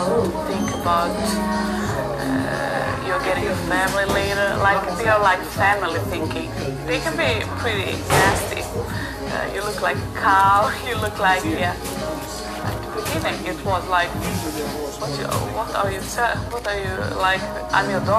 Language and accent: English; Gothenburg, Västra Götaland, Sweden; also born or lived in Serbia; I grew up in Gothenburg with my mom